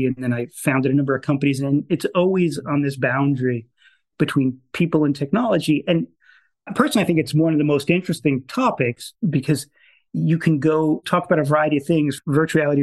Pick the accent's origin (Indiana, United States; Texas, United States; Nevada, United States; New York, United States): New York, United States; Long Island; I grew up in New York on Long Island. I grew up in a suburb of Manhattan.